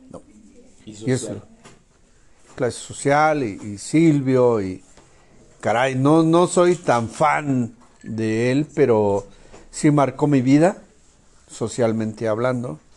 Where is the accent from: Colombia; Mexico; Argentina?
Mexico; porque al final de cuentas somos mexicanos